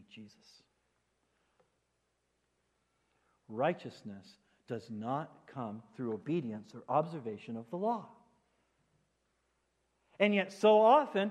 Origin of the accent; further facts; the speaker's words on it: United States; the traditions that we have set as American Christians